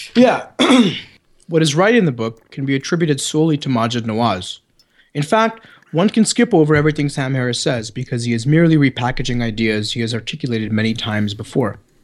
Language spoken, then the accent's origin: English; Canada; accent: Canadian; my good Canadian accent